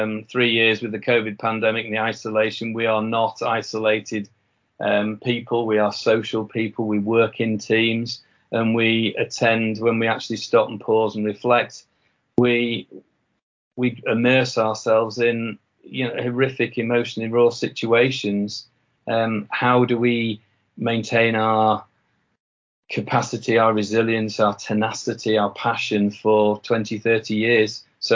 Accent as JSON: {"language": "English", "region": "Yorkshire and the Humber", "country": "United Kingdom", "accent": "Yorkshire", "said": "I think I can get away with saying that because of my fading Yorkshire accent."}